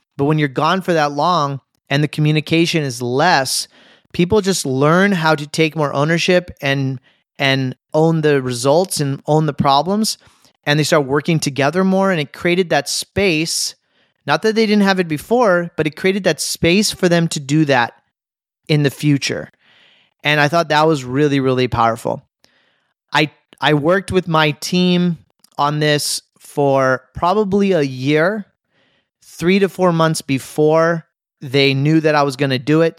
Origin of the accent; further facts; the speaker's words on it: United States; as an American